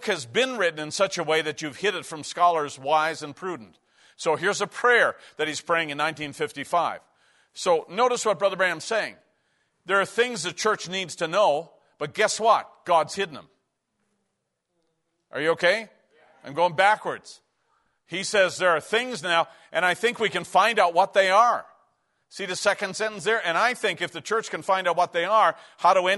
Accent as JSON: {"language": "English", "region": "Newfoundland and Labrador", "country": "Canada", "tie": "born or raised there", "said": "When we grew up in Newfoundland, we lived in a hockey culture"}